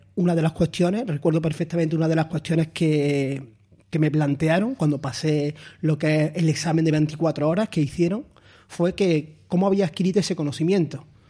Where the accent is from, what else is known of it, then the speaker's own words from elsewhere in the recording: Andalusia, Spain; moved away as an adult; also born or lived in León; now in Málaga, Spain; siendo andaluz, cinco años fuera de Andalucía